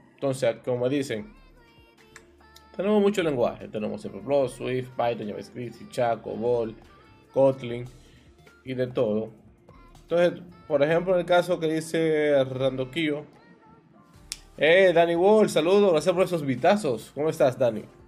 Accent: Dominican Republic; como diríamos aquí en mi país, una balsa, es un término dominicano

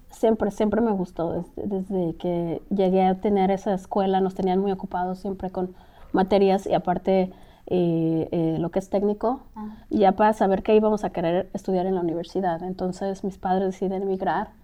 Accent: Mexico City, Mexico; moved away as an adult; now in Los Angeles, United States; soy mexicana de la capital, el DF

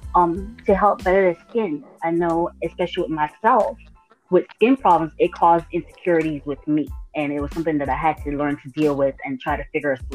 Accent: U.S. Virgin Islands; now in Athens, United States; Originally, I'm from St. Thomas, Virgin Islands, but I currently reside in Georgia

